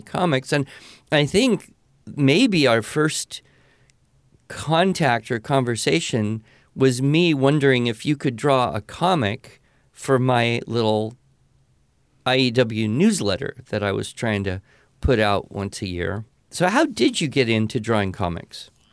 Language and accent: English; California, United States; I grew up in California